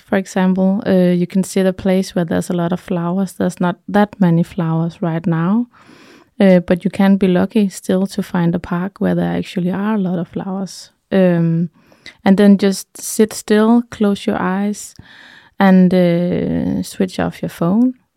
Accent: Denmark; also born or lived in Thy, Denmark; I'm from Jutland

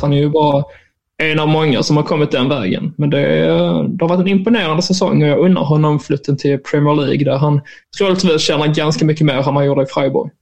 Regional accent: Skåne, Sweden; jag är ju skåning

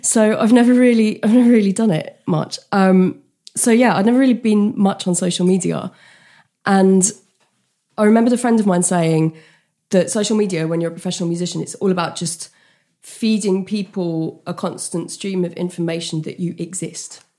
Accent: United Kingdom; a British person. We don't really like discussing money and we're, we're not a big tipping culture

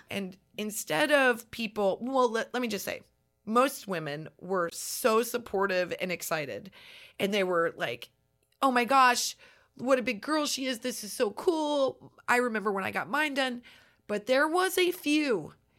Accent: Nebraska, United States; growing up in Nebraska

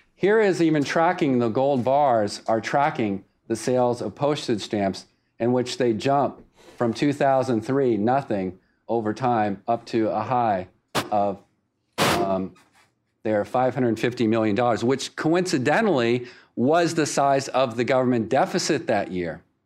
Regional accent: Winston-Salem, North Carolina, United States; Winston-Salem, North Carolina, my hometown

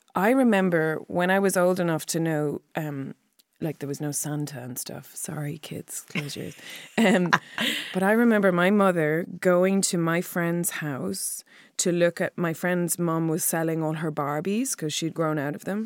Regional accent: Clare, Munster, Ireland; also born or lived in Wexford; I was born in Wexford and then moved to Clare when I was five

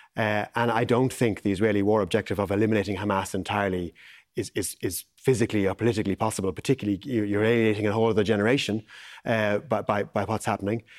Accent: Ireland; as Irish people

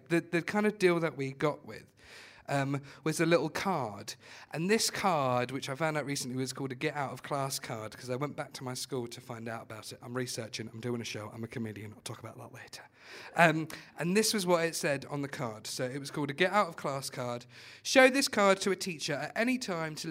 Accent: Watford, East of England, United Kingdom; I'm from Watford

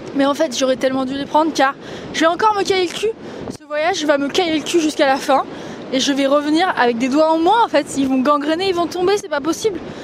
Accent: the Alps, France; j'ai grandi dans les Alpes

